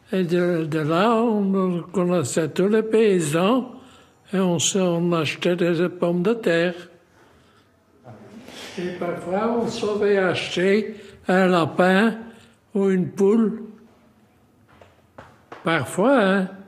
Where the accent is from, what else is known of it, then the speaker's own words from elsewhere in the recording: Molenbeek-Saint-Jean, Brussels-Capital Region, Belgium; c'est 98 ans. Encore deux ans, je suis 100 ans. Je viens de Molenbeek, la commune la plus grande de Bruxelles, de Grand-Bruxelles.